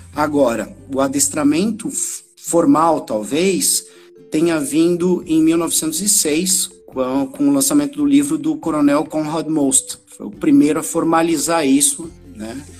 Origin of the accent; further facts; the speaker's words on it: Florianópolis, Santa Catarina, Brazil; Eu sou aqui de Florianópolis, Santa Catarina, nascido e criado aqui